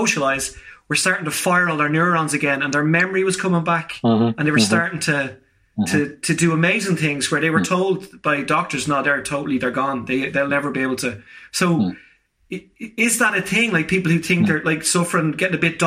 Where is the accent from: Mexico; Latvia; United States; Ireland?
Ireland; we are very sociable people as Irish people